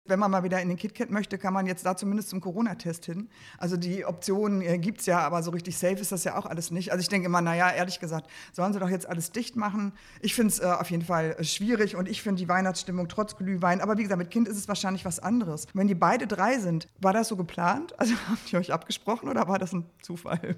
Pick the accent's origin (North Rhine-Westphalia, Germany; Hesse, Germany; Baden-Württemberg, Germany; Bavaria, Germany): North Rhine-Westphalia, Germany; Dortmund; ich komme halt aus Dortmund